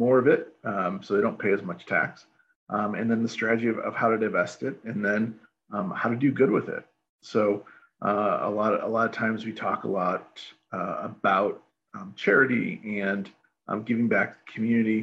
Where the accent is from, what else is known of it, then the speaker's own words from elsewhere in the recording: Chicago, Illinois, United States; I grew up in Chicagoland as a kid